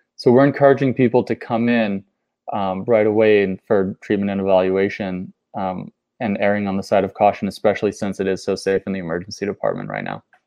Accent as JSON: {"language": "English", "town": "Boston", "region": "Massachusetts", "country": "United States", "tie": "born or raised there", "moved": "yes", "said": "I have my family in Boston. I grew up in Boston"}